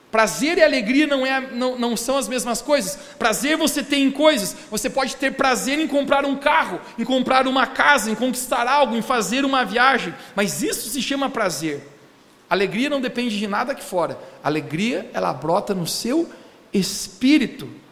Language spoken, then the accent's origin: Portuguese; Brazil; como bom brasileiro